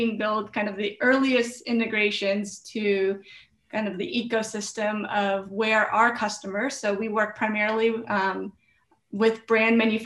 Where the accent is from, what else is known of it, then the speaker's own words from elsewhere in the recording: Philippines; I'm Filipino. My family's from the Philippines. I was born in the Philippines